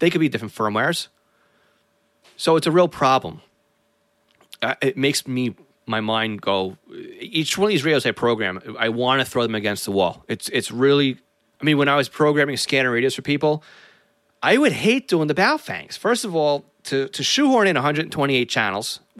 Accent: North Massapequa, New York, United States; my hometown of North Massapequa

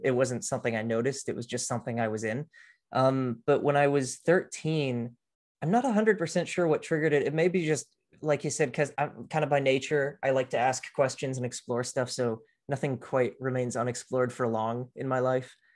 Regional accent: Austin, Texas, United States; also born or lived in Houston, Texas; at the age of two, though, I moved with my family up to Austin, and that's where I was raised, essentially

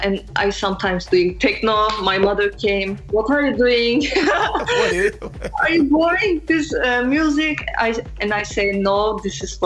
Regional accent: Istanbul, Turkey; English is a second language; moved away as an adult; now in Amsterdam, Netherlands; I born in Turkey, Istanbul. I came here 1 year ago

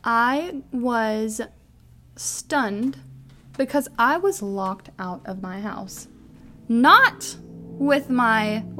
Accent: Kentucky, United States; we are from Kentucky

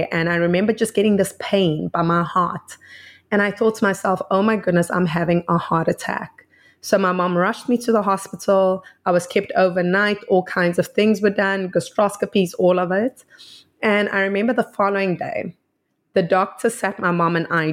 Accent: South Africa; I'm from South Africa

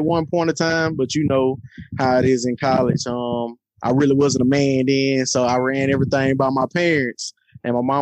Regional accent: Shreveport, Louisiana, United States; moved away as an adult; also born or lived in Baton Rouge, Louisiana; now in Dallas, United States; I'm originally from Shreveport, Louisiana.

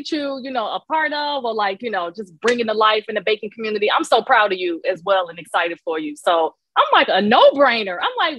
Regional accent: Chicago, Illinois, United States; also born or lived in Romeoville, Illinois; I was born and raised in Chicago, but like you said, not to protect our identity. I feel like I do express that I'm located in a smaller town outside of Chicago. It's about 45 minutes to an hour outside of the heart of the city.

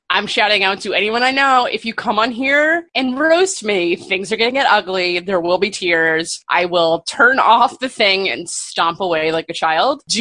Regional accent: Canada; I'm from Canada.

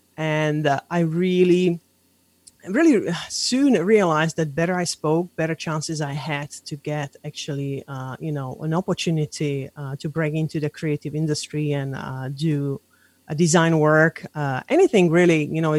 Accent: Slovakia; moved away; So I was born in Slovakia, but when the times was still... during the communism, it used to be a Czechoslovakia, but I'm Slovakian.

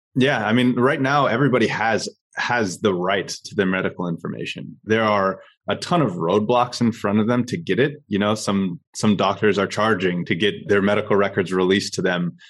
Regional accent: Orange County, California, United States; now in San Diego, United States; I grew up in Orange County, and now I'm currently based in San Diego

